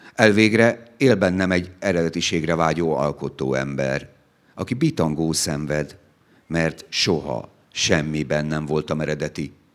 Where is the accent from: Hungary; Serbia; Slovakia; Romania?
Hungary; Szegvár, Csongrád-Csanád; Szegváron volt a szülőfalunkban